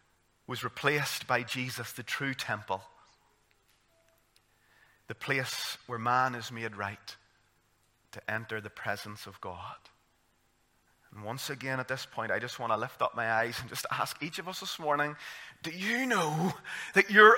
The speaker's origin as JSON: {"language": "English", "town": "Armagh", "region": "Northern Ireland", "country": "United Kingdom", "said": "I'm from Armagh"}